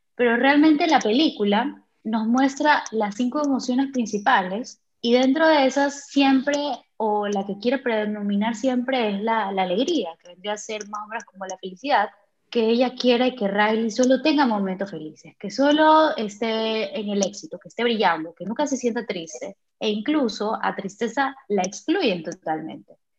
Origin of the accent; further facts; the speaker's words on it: Ecuador; now in Germany; vivo en Alemania, pero soy de Ecuador